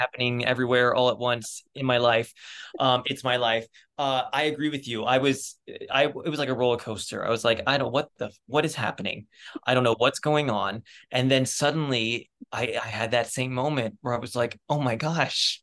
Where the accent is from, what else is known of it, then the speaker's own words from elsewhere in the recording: Reading, Pennsylvania, United States; moved away; grew up outside of Reading, Pennsylvania, which is about an hour north west of Philadelphia